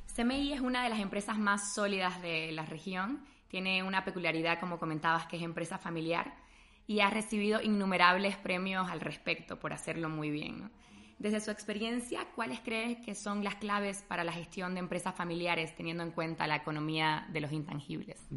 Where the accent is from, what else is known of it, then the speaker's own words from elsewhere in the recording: Bolivia; now in Spain; también es mi casa, soy boliviana